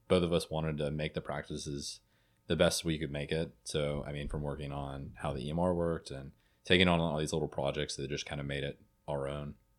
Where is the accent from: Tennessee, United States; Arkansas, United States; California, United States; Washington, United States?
Tennessee, United States; Jackson; moved away as an adult; now in Memphis, United States; I'm from Jackson, Tennessee originally.